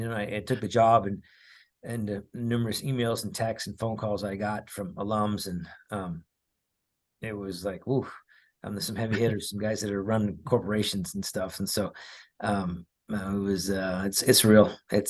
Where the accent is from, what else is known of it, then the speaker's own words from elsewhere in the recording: Cerritos, California, United States; Remember, I grew up in just outside of Los Angeles in a city called Cerritos.